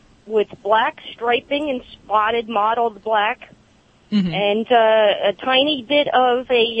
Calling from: Pennsylvania, United States; Yes, about 15 miles west of Reading, actually.

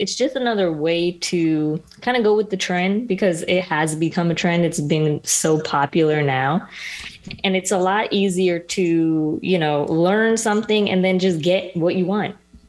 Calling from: Ocala, Florida, United States; I'm …, and I'm joining you from Florida, Ocala, to be exact.

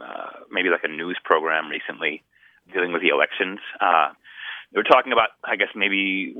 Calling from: Northern California, United States; I'm calling from Northern California, Humboldt State.

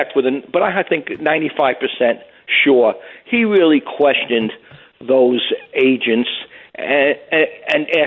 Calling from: Miller Place, New York, United States; Calling from Miller Place, New York. It's right near Port Jefferson.

